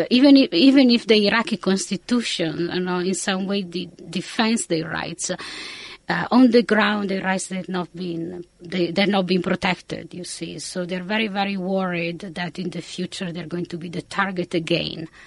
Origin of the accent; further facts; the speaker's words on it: Italy; English is a second language; moved away as an adult; also born or lived in Austin, United States / England; when I finished my high, uh, my undergraduate in Italy, I did my PhD studies in the United States. So I left Italy for uh, Austin, Texas.